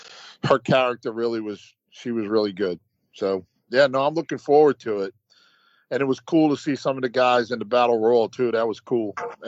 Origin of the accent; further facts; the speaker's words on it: West Bank, Palestine; Because, I mean, I grew up on the West Bank, so I'm used to, you know, all that, you know.